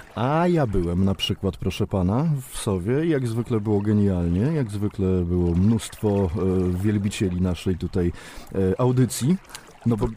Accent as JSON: {"language": "Polish", "region": "Warmian-Masurian Voivodeship", "country": "Poland", "said": "jesteśmy z Mazur, to najwięcej gramy na Mazurach"}